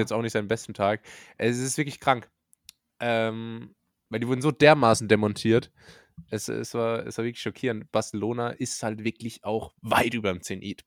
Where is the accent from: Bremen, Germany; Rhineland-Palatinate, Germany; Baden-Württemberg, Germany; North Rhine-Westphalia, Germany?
Rhineland-Palatinate, Germany; moved away as an adult; now in Karlsruhe, Germany; Ich komme aus der Pfalz. Dort wird Pfälzisch gesprochen.